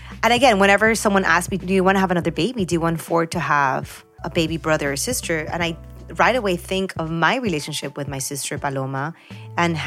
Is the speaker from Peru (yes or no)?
yes; Peru; now in Miami, United States; I was born in Peru